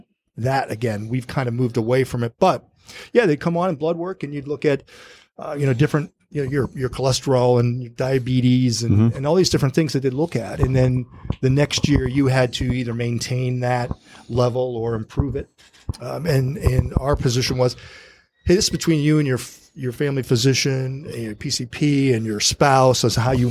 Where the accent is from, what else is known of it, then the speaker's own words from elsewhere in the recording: Ohio, United States; I'm from Ohio and work in Northwest PA